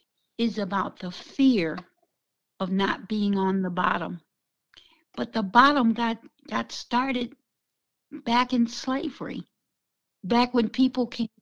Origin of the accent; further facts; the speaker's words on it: the South, United States; I came from the South when lynching was real.